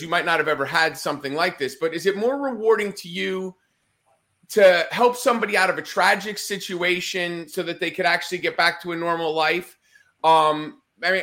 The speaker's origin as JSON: {"language": "English", "region": "Northeast", "country": "United States", "tie": "born or raised there", "said": "I grew up in the Northeast"}